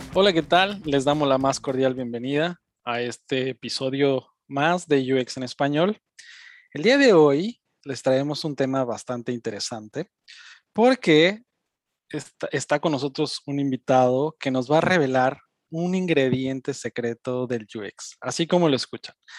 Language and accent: Spanish; Mexico City, Mexico; now in Germany; yo también soy chilango